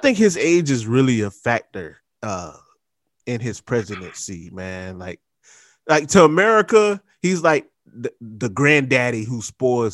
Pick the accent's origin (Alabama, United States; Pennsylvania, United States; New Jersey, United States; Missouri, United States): New Jersey, United States; Trenton; I'm from Trent